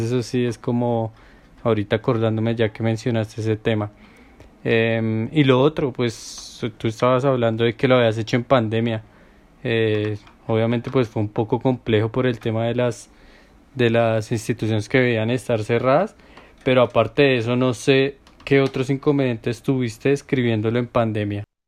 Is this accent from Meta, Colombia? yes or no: yes; Villavicencio, Meta, Colombia; moved away; soy de Villavo